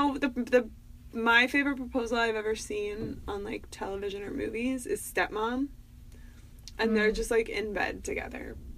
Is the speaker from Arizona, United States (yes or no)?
yes; Phoenix, Arizona, United States; moved away; also born or lived in Atlanta / the Northeast; Although, when I lived in the South, everybody was calling me a Yankee, and I was like, what? I'm from Phoenix! And then when I lived in the Northeast, everybody was like, you're a hick from Phoenix